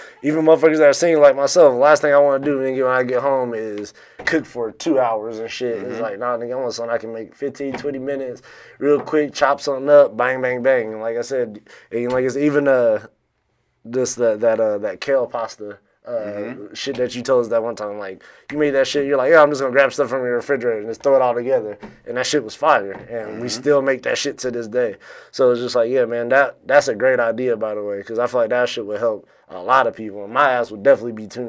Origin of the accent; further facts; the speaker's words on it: the South, United States; now in Phoenix, United States; I'm from the South